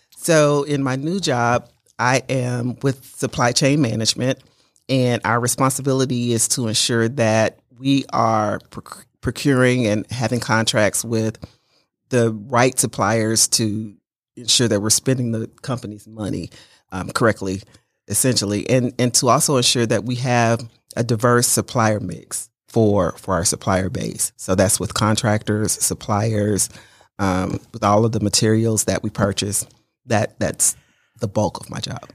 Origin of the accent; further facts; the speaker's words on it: Mobile, Alabama, United States; moved away as an adult; also born or lived in Detroit, Michigan / Cincinnati, Ohio / Dayton, Ohio; I grew up in Mobile, Alabama. I was born in Detroit, Michigan.